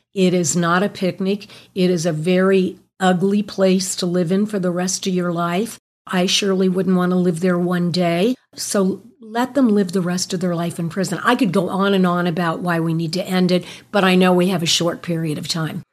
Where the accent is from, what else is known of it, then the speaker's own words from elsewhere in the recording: Clermont County, Ohio, United States; I was from Claremont County